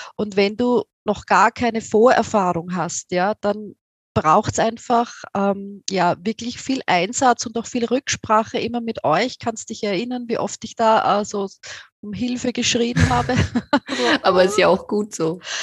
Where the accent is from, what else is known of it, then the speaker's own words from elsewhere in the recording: Austria; accent: Austrian; wie du aus meinem Akzent hörst, ich komme aus Österreich, aus äh, nahe von Wien